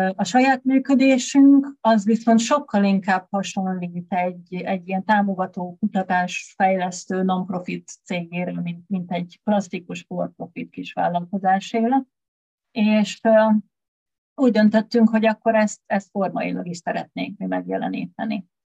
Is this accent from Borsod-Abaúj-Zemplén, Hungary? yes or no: yes; Tiszaújváros, Borsod-Abaúj-Zemplén, Hungary; moved away as an adult; now in Budapest, Hungary; Én egy kis magyar vidéki városkában, Tiszaújvárosban nőttem fel